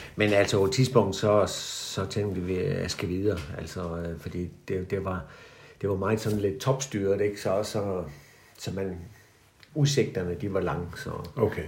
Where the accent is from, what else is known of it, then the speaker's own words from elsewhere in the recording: Haderslev, Southern Denmark, Denmark; jeg er sådan uh, øh, 1949-model, vokset op på Moltrupvej lige over for Sankt skole